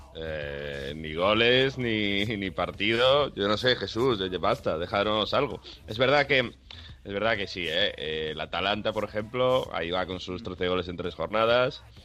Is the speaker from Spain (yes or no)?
yes; Spain; now in Italy; Los que estamos en España, los que somos de España